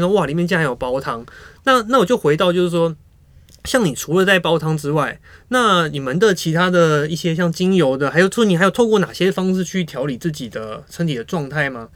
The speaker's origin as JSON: {"language": "Chinese", "country": "Taiwan", "said": "我们台湾人"}